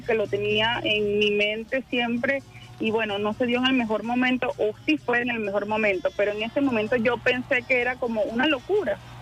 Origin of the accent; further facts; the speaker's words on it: Quebrada de Monos, Sucre, Venezuela; moved away as an adult; Ahí crecí, ahí estuve hasta, hasta que ya me tocó, terminé eh, el liceo y me tocó irme a la universidad